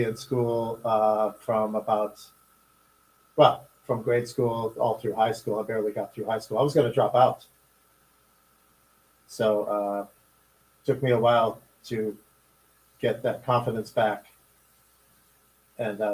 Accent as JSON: {"language": "English", "town": "Chicago", "region": "Illinois", "country": "United States", "tie": "born or raised there", "said": "I was growing up in Chicago during the riots in 1968"}